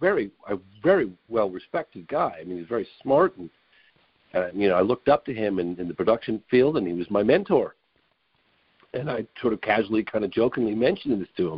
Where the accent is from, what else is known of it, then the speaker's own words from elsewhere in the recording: England, United Kingdom; my dad's British, and I was born in England